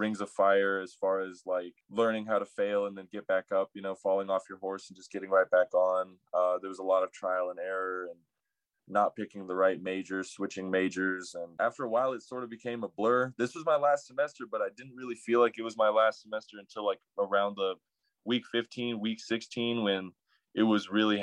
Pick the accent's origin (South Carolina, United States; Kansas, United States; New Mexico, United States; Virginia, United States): New Mexico, United States; Albuquerque; I'm from Albuquerque, New Mexico. I was raised in the North Valley